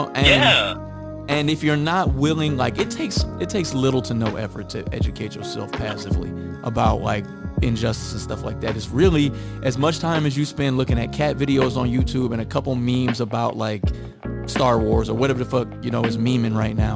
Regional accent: Midwest, United States; moved away; I moved here from the Midwest, so I came from a very segregated white and black city

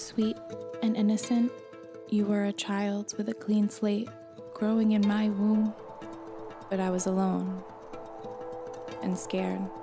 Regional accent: Jackson, New Jersey, United States; I grew up in Jackson, New Jersey.

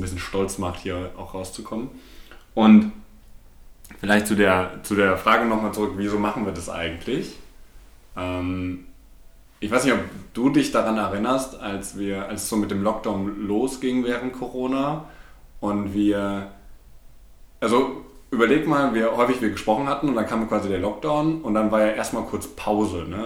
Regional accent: Bochum, North Rhine-Westphalia, Germany; also born or lived in Berlin / London; bin zwar hier geboren und äh, lebt den Großteil meines Lebens schon hier

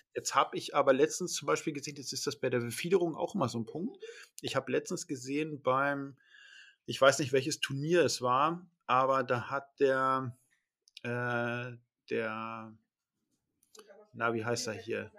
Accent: Northern Germany, Germany; bei uns in Norddeutschland

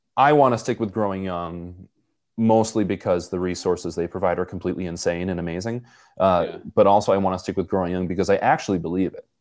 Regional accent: Buffalo, New York, United States; I'm from Buffalo in Poland

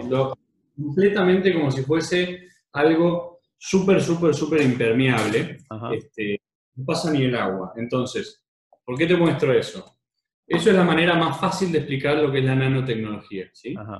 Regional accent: Argentina; como argentino

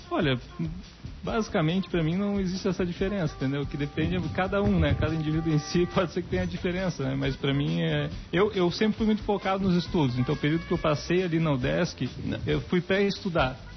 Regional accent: Blumenau, Santa Catarina, Brazil; eu vim, eu vim de Blumenau quando eu cheguei aqui

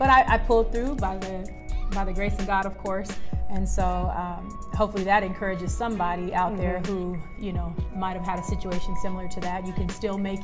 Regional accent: Phoenix, Arizona, United States; I am from South Phoenix, Arizona

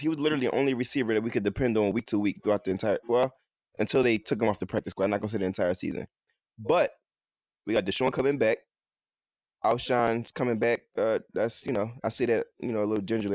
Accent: Philadelphia, Pennsylvania, United States; I'm from Philly, uh, from North Philadelphia, I went to school out here in Philadelphia from elementary to high school

